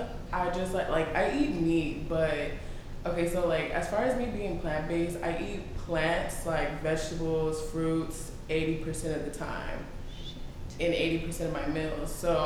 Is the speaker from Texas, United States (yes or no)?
yes; Houston, Texas, United States; So I've been here for a while. It's my hometown. I was born and raised here.